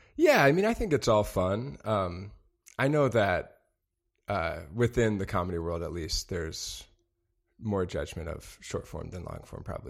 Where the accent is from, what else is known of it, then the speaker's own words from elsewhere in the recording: Madison, Wisconsin, United States; moved away; also born or lived in Chicago; I am from Madison, Wisconsin